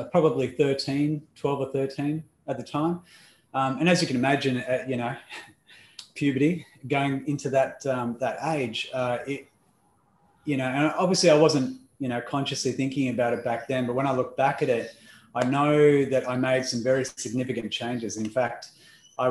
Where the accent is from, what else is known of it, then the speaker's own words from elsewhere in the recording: Perth, Western Australia, Australia; accent: Australian; also born or lived in Melbourne, Victoria; So if you haven't figured out the accent just yet, it is Australian. And I am originally from Melbourne in Australia